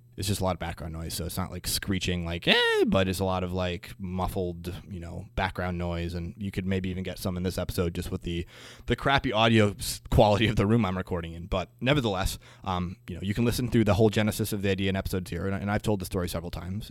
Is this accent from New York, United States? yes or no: no; Green Bay, Wisconsin, United States; moved away as an adult; now in Twin Cities, United States; I am originally from Green Bay, Wisconsin